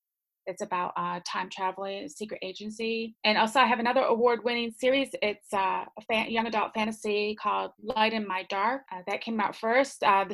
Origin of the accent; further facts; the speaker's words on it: New York, United States; moved away as an adult; now in Hamilton, New Zealand; Originally, I'm from New York in America. I've been in New Zealand for 15 years.